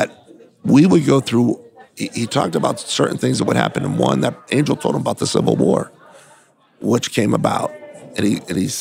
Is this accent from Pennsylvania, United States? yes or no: yes; Pennsylvania, United States; moved away; also born or lived in California; I'm originally from Pennsylvania